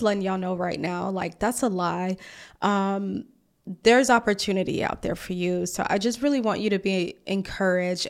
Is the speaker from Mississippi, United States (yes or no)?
yes; Mississippi, United States; also born or lived in Atlanta; now in Washington, DC, United States; I'm from Mississippi